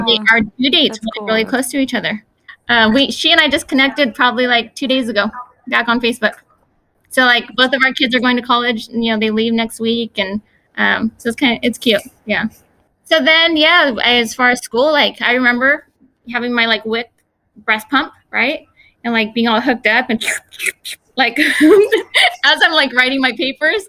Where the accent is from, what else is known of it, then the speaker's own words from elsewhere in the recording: Fresno, California, United States; I was born here in Fresno, um, here in the Central Valley